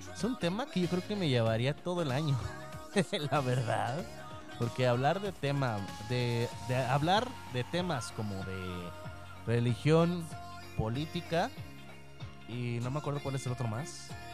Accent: Tamaulipas, Mexico; moved away; allá a mi tierra, a Tamaulipas

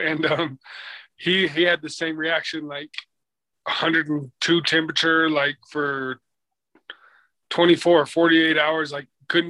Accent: Ogden, Utah, United States; now in Provo, United States; Born and raised in Ogden, Utah, so just about an hour and a half up north.

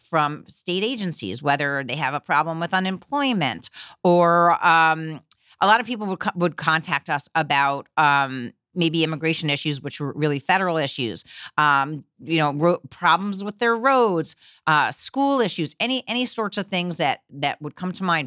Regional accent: Teaneck, New Jersey, United States; moved away as an adult; also born or lived in New York City; now in New York, United States; I grew up in New Jersey, Teaneck, New Jersey, a uh, diverse district um, in New Jersey, right across the river.

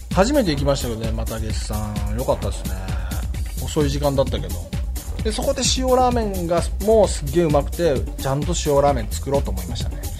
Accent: Shimane, Japan; moved away; also born or lived in Hiroshima / Tokyo / Isesaki; 僕島根出身じゃないですか

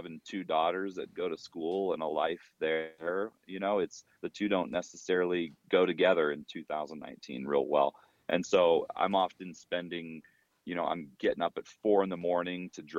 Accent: Colorado, United States; born or raised there

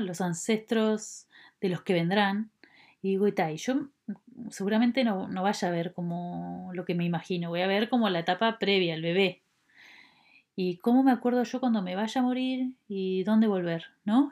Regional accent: Uruguay; nacida en Uruguay.

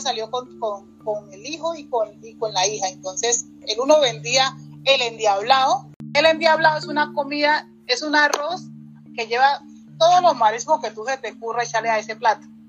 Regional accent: Barbacoas, Nariño, Colombia; hay una comida muy, muy tradicional de mi pueblo que es el fusandao

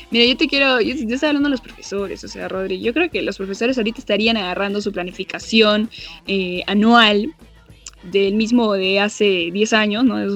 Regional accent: Arequipa, Peru; Para la gente que no sabe, para la gente que no sabe, nosotros somos de Arequipa.

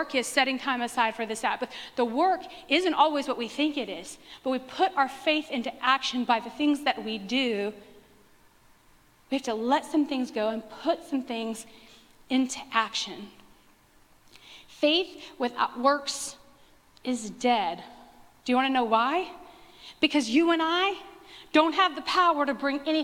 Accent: West Texas, United States; I grew up in West Texas where we prayed water down for all the crops all the time

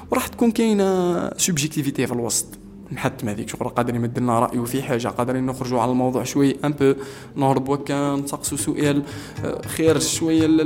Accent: Algeria; يعني بالنسبه لنا نحن كجزائريين قدر ما نقدروش نوفروه على جوجل بودكاست

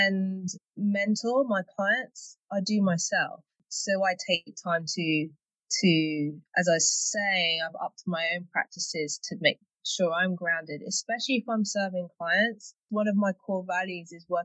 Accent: London, United Kingdom; also born or lived in Hertfordshire; I'm from London, and I have just moved to North London, border of North London, Hertfordshire, actually

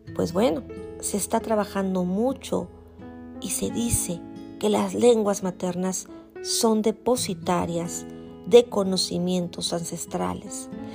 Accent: Mexico; nos da identidad como mexicanos

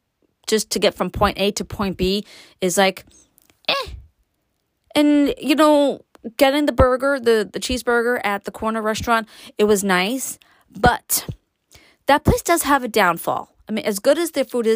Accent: New York City, New York, United States; I was born and raised in Brooklyn

